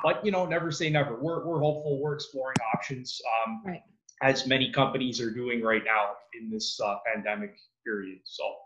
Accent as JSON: {"language": "English", "town": "Mississauga", "region": "Ontario", "country": "Canada", "tie": "born or raised there", "also_born_or_lived": "Toronto", "said": "I grew up in Mississauga. Um, that's where I was born and raised."}